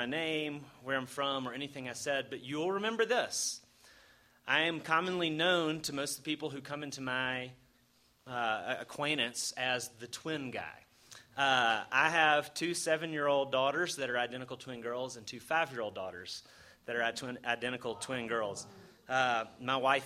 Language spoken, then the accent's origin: English; Alabama, United States; moved away as an adult; also born or lived in South Carolina; now in Bay Area, United States; I'm originally from Alabama